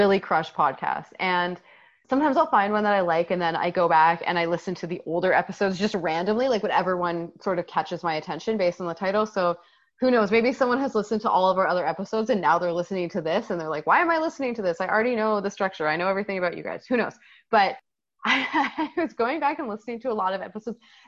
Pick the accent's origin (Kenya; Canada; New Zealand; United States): Canada; we are Canadian